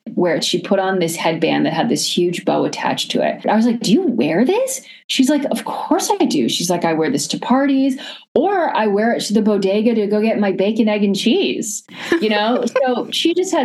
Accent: Washington, District of Columbia, United States; moved away as an adult; now in New York City, United States; I was born in New York and lived there until I was 8, but I really consider my childhood and growing up in Washington, D.C. I grew up in a neighborhood called Georgetown

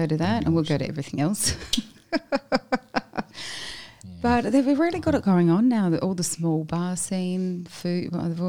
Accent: Adelaide, South Australia, Australia; Coming from Adelaide, because I've got a different accent.

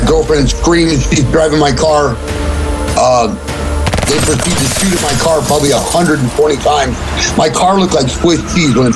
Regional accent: Los Angeles, California, United States; also born or lived in Mission Hills / Sun Valley; I grew up in like the north or the east part of the San Fernando Valley

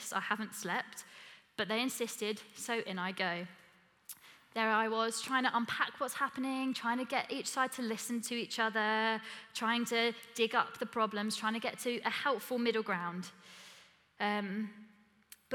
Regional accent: Essex, East of England, United Kingdom; I'm from Essex

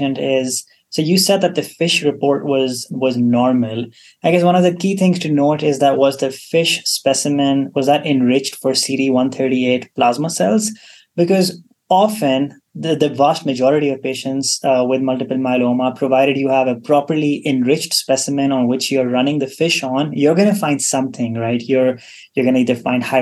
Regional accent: Pakistan; moved away as an adult; also born or lived in Kansas, United States; now in Utah, United States; So I'm originally from Pakistan. I did my medical school there, and then I did my residency and fellowship at the University of Kansas

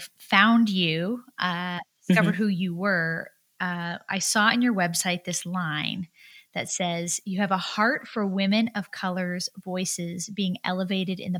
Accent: California, United States; I'm from California

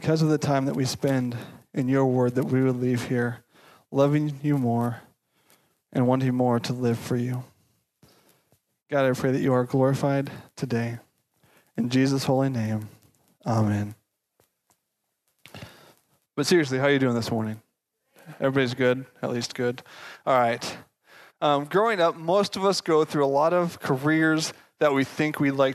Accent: Castle Rock, Colorado, United States; I grew up in Castle Rock

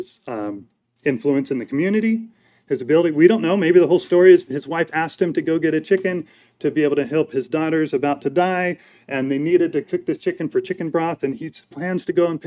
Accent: United States; I'm an American

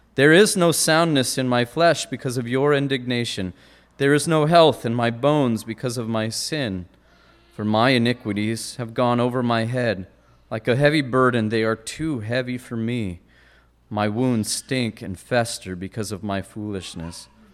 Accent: Great Falls, Montana, United States; moved away; not far from my hometown in Great Falls, and we used to go spelunking

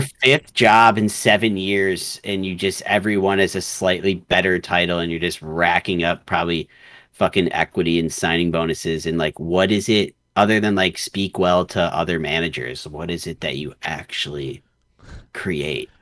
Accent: Chicago, Illinois, United States; I grew up playing hockey in Chicago

